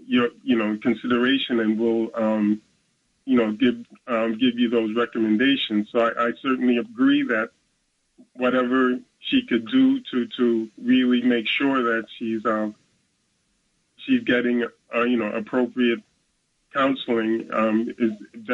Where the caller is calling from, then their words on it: Brooklyn, New York, United States; Yes, I'm … from Brooklyn.